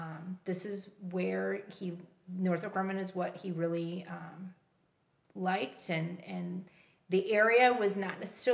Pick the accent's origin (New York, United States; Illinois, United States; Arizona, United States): Illinois, United States; Rochelle; Well, I grew up in Rochelle, Illinois, which is in central northern Illinois. Mm-hmm. It's a little town called the Hub City. It was surrounded by a lot of smaller little towns, but it was a city.